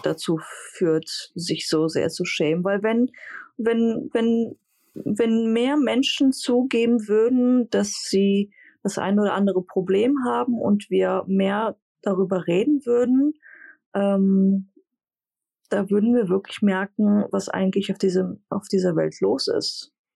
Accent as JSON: {"language": "German", "country": "Greece", "said": "als Griechin"}